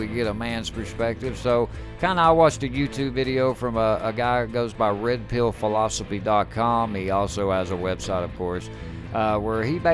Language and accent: English; the South, United States; we're from the South